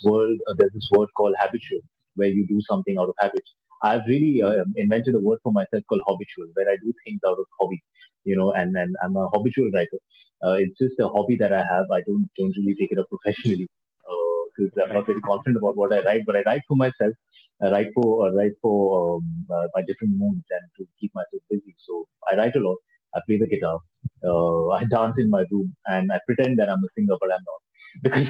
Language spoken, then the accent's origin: English; Bangalore, Karnataka, India; now in Mumbai, India; I was brought up in a city called Bangalore, where I was there for my schooling